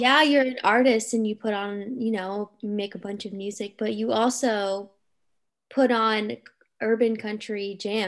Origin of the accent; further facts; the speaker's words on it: Cincinnati, Ohio, United States; moved away; I'm from Cincinnati